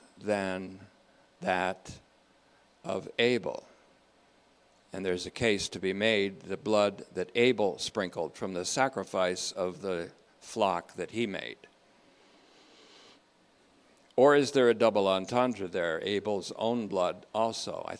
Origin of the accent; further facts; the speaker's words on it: Vermont, United States; also born or lived in Hoosick Falls, New York; I grew up in Vermont after being born in New York State. Hoosick Falls, also known as Whiskey Falls